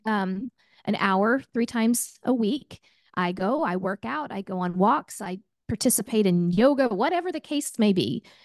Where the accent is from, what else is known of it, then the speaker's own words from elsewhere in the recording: Oklahoma, United States; I'm a gal from Oklahoma